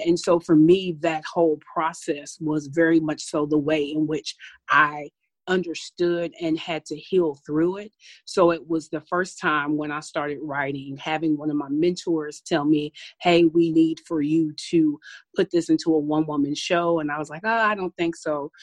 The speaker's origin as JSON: {"language": "English", "town": "Paducah", "region": "Kentucky", "country": "United States", "tie": "born or raised there", "moved": "yes", "lives_now": "Milwaukee, United States", "said": "I'm from originally from Paducah, Kentucky. I'm really proud of where I'm from. I grew up on a tobacco farm"}